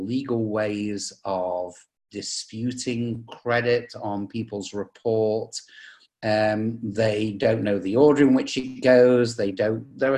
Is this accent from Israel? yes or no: no; England, United Kingdom; moved away as an adult; now in United States; you can probably tell from the accent, I come from England, but I've lived in the US for the last 25 years